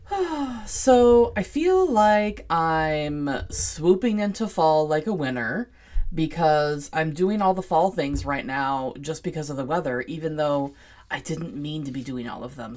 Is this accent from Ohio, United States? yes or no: no; Seattle, Washington, United States; I was born and raised in Seattle